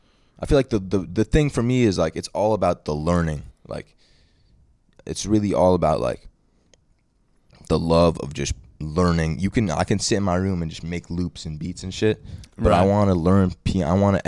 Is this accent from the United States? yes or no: no; Australia; I'm there from Australia.